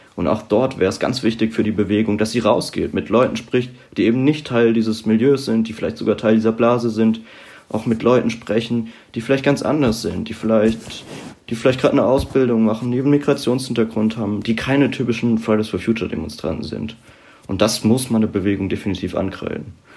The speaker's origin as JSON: {"language": "German", "region": "Rhineland-Palatinate", "country": "Germany", "tie": "born or raised there", "moved": "as an adult", "lives_now": "Mainz, Germany", "said": "ich komme ursprünglich aus der Südpfalz"}